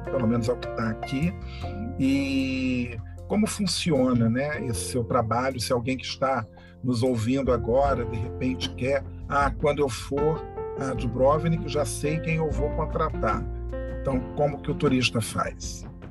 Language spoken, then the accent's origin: Portuguese; Rio de Janeiro, Brazil; eu sou aqui do Rio de Janeiro, sou carioca